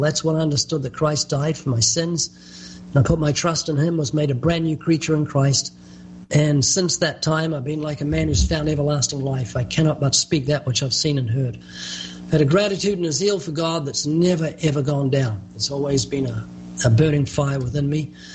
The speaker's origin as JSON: {"language": "English", "country": "New Zealand", "tie": "born or raised there", "moved": "as an adult", "lives_now": "California, United States", "said": "you might notice a slight accent. That's because I was born twice in New Zealand. I've been living in California for, I think, 34 years"}